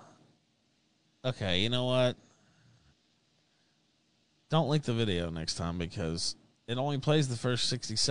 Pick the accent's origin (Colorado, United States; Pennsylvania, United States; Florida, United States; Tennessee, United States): Tennessee, United States; Memphis; I'm from Memphis. 3-6 Mafia, of course, a big part of my growing up heritage there